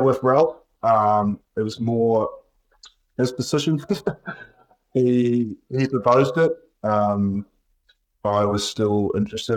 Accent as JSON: {"language": "English", "town": "Timaru", "region": "Canterbury", "country": "New Zealand", "tie": "born or raised there", "moved": "yes", "said": "I'm in Timaru, New Zealand, in my hometown"}